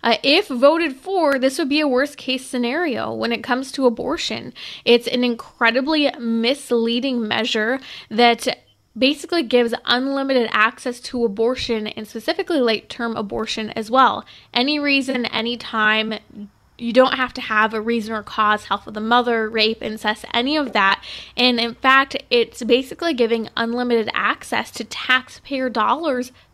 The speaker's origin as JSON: {"language": "English", "region": "Southern California", "country": "United States", "tie": "born or raised there", "said": "Born and raised in Southern California, I've been all over the map in Southern California."}